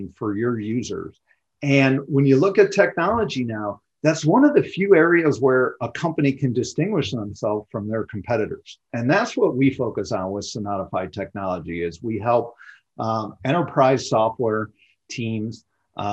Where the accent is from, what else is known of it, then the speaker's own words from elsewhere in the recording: Chicago, Illinois, United States; moved away as an adult; now in Scottsdale, United States; I grew up in the Chicagoland area, born and raised